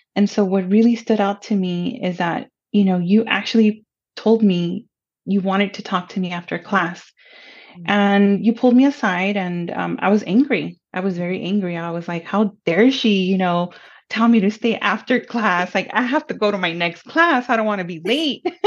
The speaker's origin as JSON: {"language": "English", "town": "Pomona", "region": "California", "country": "United States", "tie": "born or raised there", "also_born_or_lived": "Los Angeles", "first_language": "Spanish", "second_language": "English", "said": "I was born in Los Angeles and I grew up in the city of Pomona"}